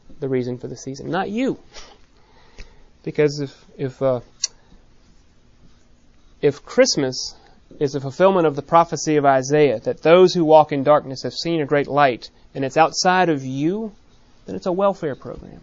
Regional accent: Minnesota, United States; I come from Minnesota, where it's considered shameful to be shameless

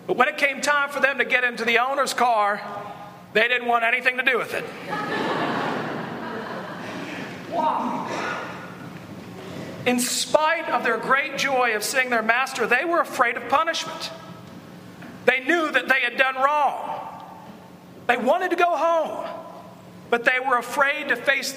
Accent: the South, United States; Growing up in the South, nearly all of us would say that we're Christians

